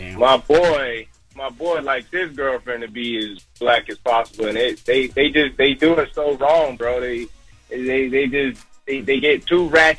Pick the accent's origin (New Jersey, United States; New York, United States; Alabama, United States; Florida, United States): Florida, United States; Listen, I'm from Florida, bro.